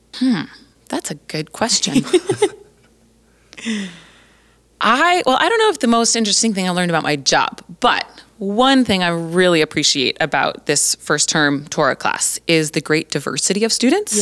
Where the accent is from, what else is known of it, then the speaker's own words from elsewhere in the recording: Colorado, United States; moved away as an adult; now in Three Hills, Canada; I was born and raised in Colorado